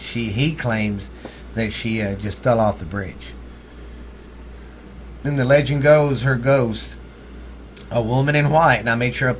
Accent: Texas, United States; accent: redneck; That's my accent right there, because I'm from Texas. We talk, every one of us talk like that.

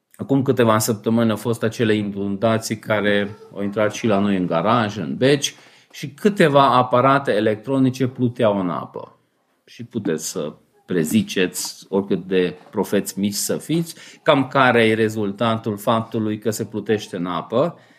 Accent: Romania

